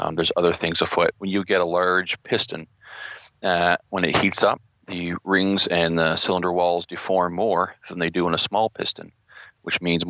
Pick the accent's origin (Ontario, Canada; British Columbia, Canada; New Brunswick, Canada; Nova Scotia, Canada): New Brunswick, Canada; I'm from New Brunswick in the east coast of Canada